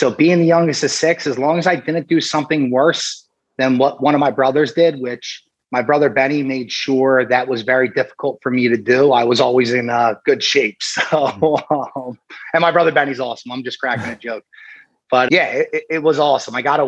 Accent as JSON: {"language": "English", "town": "Briarcliff", "region": "Pennsylvania", "country": "United States", "tie": "born or raised there", "lives_now": "Philadelphia, United States", "said": "I grew up in a town right outside of Southwest Philadelphia called Briarcliff"}